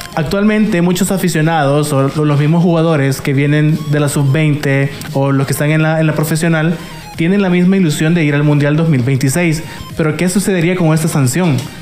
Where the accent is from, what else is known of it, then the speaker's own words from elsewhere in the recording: El Salvador; uno como salvadoreño